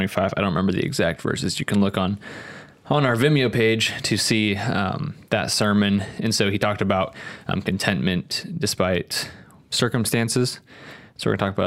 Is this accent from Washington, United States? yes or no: yes; Spokane, Washington, United States; also born or lived in Portland; I grew up in Spokane